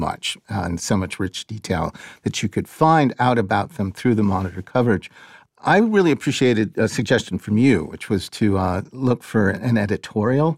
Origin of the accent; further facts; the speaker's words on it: Boston, Massachusetts, United States; I'm a Bostonian. I wasn't born here, but I grew up here